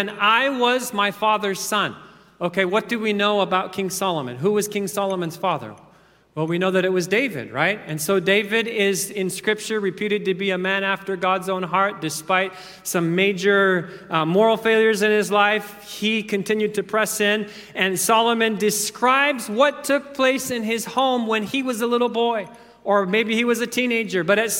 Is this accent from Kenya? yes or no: yes; Kenya; I was thinking back to growing up in Kenya. Oftentimes, the power would go out for 2-3 days at a time.